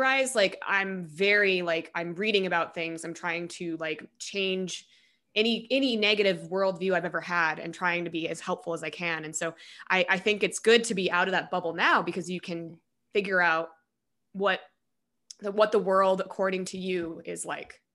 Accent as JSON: {"language": "English", "region": "Colorado", "country": "United States", "said": "I'm actually from Colorado"}